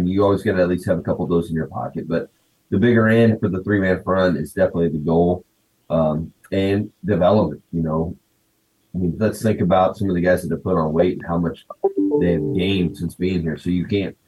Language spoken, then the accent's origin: English; Wichita, Kansas, United States; I grew up in Wichita